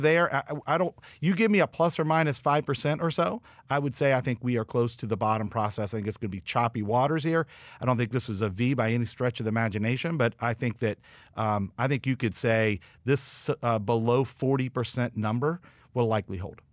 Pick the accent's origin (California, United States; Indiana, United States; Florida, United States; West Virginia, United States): West Virginia, United States; I'm from West Virginia